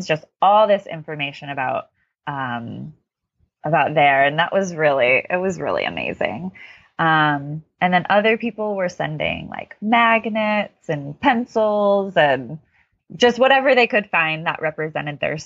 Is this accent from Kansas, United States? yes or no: no; Connecticut, United States; I'm from the East Coast, as I said, Connecticut